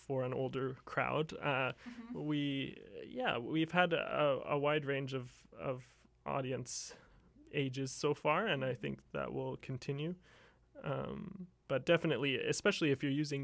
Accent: Dawson Creek, British Columbia, Canada; the Vancouver Symphony came up to my hometown, Dawson Creek, when I was 5

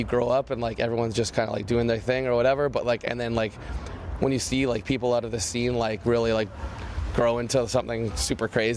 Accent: Canada; we're Canadian kids

